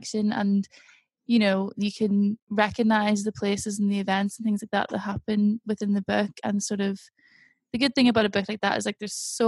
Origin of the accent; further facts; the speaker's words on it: Ireland; now in England; I'm Irish